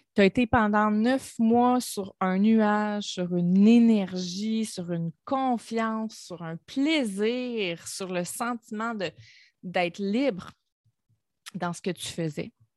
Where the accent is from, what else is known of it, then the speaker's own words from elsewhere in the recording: Gaspésie, Quebec, Canada; moved away; la Gaspésie, c'est ma région natale. Je viens de la Gaspésie, je suis une fière gaspésienne